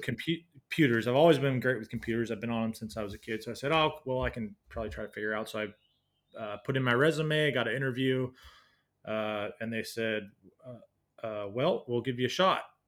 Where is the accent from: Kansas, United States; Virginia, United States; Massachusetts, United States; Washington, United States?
Washington, United States; moved away as an adult; I was born in Washington State in the U S, um, uh, yeah, just a little suburb outside of Seattle by about an hour. Um, and then lived there for most of my life, uh, growing up